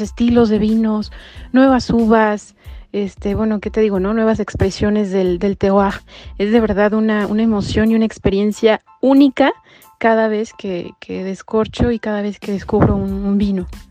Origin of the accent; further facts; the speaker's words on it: Mexico City, Mexico; moved away as an adult; now in Bordeaux, France; yo nací, yo nací en México, en la Ciudad de México, resido en la ciudad de Bordeaux, en Francia, desde hace cuatro años